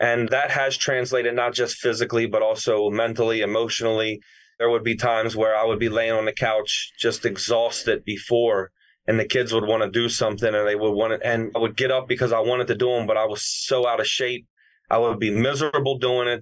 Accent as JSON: {"language": "English", "town": "Baltimore", "region": "Maryland", "country": "United States", "tie": "born or raised there", "said": "I grew up in Baltimore"}